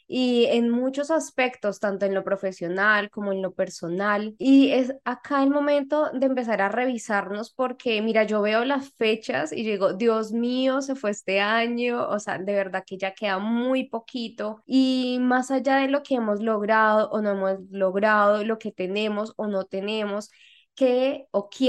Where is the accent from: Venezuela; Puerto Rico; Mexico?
Mexico; de México